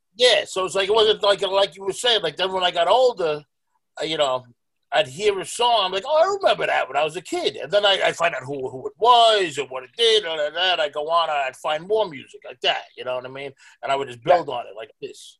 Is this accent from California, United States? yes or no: no; New York City, New York, United States; I was born and raised in Stapleton